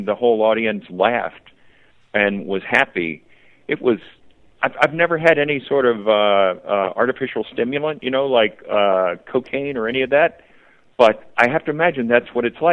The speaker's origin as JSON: {"language": "English", "region": "Virginia", "country": "United States", "tie": "born or raised there", "said": "I grew up in Virginia, and the VMI is there."}